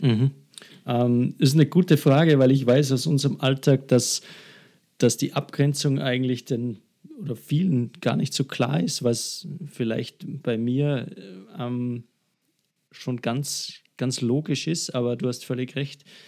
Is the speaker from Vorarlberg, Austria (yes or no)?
no; Salzburg, Austria; bei einer Agentur bei uns in Salzburg angefangen